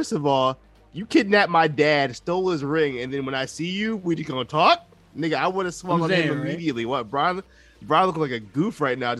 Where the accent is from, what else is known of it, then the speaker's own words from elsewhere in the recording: Connecticut, United States; They know I'm from Connecticut.